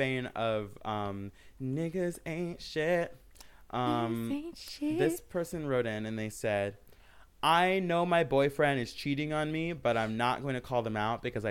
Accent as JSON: {"language": "English", "region": "Michigan", "country": "United States", "tie": "born or raised there", "moved": "yes"}